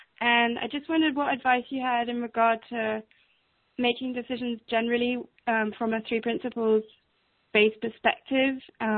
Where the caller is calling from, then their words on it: England, United Kingdom; I'm calling from England.